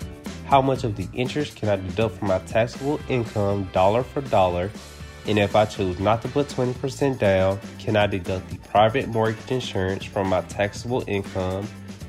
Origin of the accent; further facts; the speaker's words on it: Mississippi, United States; moved away as an adult; now in Northwest Arkansas, United States; I am from Mississippi and I recently just graduated from college and moved to Northwest Arkansas.